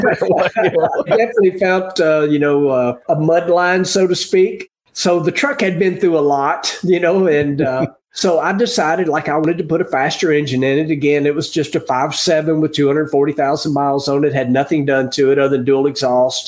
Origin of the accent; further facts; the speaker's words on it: Tennessee, United States; I'm a Tennessee boy, have been my whole life